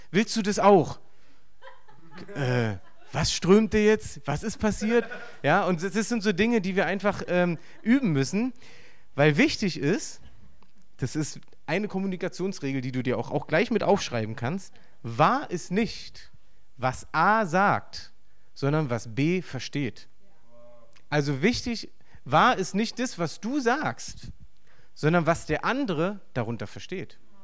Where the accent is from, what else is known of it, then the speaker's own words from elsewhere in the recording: Berlin, Germany; accent: Berlinerisch; ich bin im Osten aufgewachsen